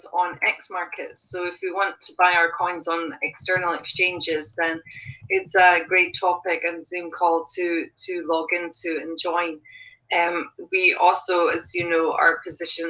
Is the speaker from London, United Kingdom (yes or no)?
no; Scotland, United Kingdom; I'm from Scotland in the UK.